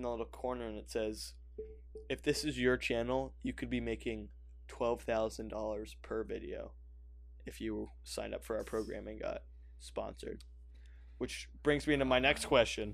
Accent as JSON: {"language": "English", "country": "United States", "said": "I'm American"}